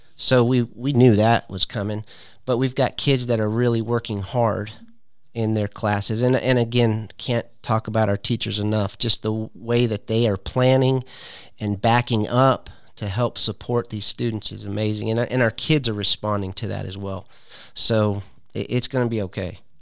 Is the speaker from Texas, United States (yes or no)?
no; California, United States; moved away as an adult; also born or lived in Searcy, Arkansas / Fresno, California; now in Tennessee, United States; I was born and raised in California